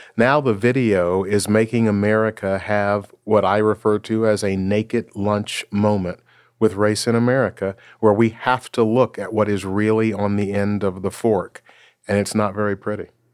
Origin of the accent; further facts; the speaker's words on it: Memphis, Tennessee, United States; now in Seattle, United States; I was born and raised in Memphis, Tennessee